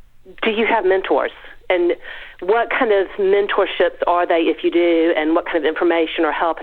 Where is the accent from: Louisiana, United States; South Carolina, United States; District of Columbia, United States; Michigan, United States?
South Carolina, United States; accent: Southern; I'm from South Carolina.